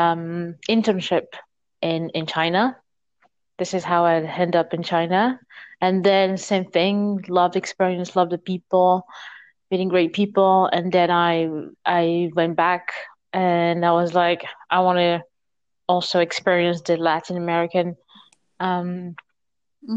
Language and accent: English; Paris, Île-de-France, France; English is a second language; I was born and raised in Paris, with a very deep Senegalese culture and in-house